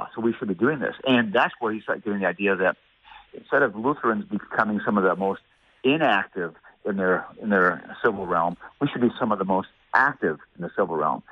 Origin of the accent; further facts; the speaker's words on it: United States; as an American